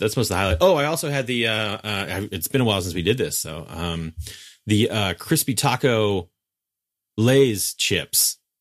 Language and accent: English; West Coast, United States; as a West Coaster